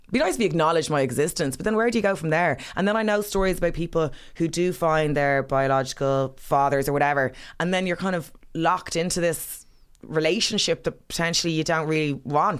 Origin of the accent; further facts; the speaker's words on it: Killarney, Munster, Ireland; I was, grew up in, uh, Killarney